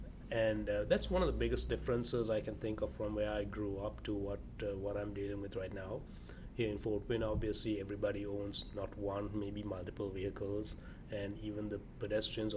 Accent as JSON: {"language": "English", "country": "Sri Lanka", "tie": "born or raised there", "moved": "yes", "lives_now": "United States", "said": "Growing up in Sri Lanka in Southeast Asia"}